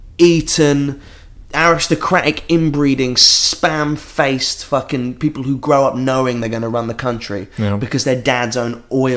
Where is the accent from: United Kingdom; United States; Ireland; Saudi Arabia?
United Kingdom; England; I love this country. Right? Yeah. I love being English.